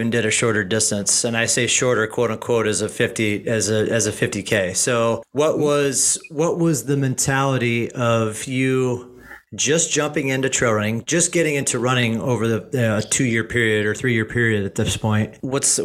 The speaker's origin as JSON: {"language": "English", "region": "Midwest", "country": "United States", "said": "being from the Midwest, like myself"}